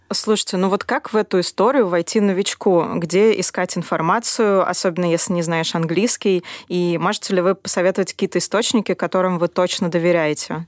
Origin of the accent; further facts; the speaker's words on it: Russia; особенно в России, где у нас немножко подорвано доверие к раздельному сбору